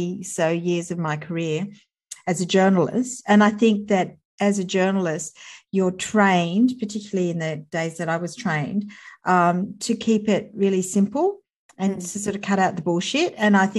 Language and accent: English; Sydney, New South Wales, Australia; I live in Sydney and I was born in Sydney and grew up here.